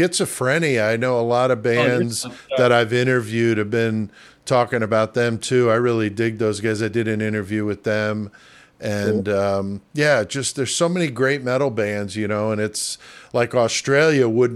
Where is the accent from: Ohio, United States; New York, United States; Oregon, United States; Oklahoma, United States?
New York, United States; New York City; moved away; I'm originally from the Bronx